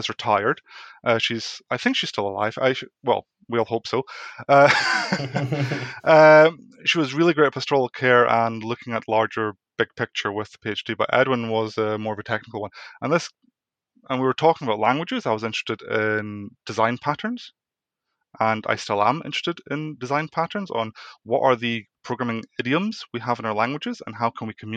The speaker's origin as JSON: {"language": "English", "region": "Scotland", "country": "United Kingdom", "tie": "born or raised there", "said": "I am Dutch Welsh, but raised in Scotland."}